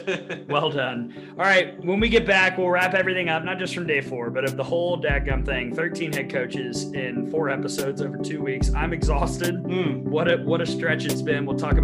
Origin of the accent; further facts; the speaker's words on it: Alabama, United States; they also kind of know I'm from Alabama.